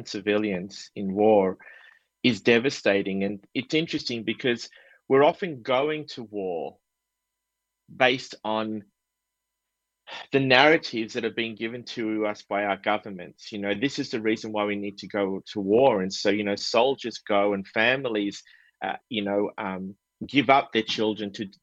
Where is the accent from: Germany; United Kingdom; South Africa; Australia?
Australia; I was born and raised in Australia